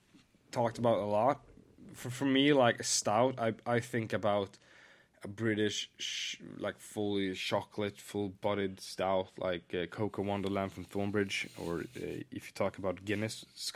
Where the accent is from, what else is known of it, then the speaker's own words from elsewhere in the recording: Sunne, Värmland, Sweden; moved away; It's my hometown.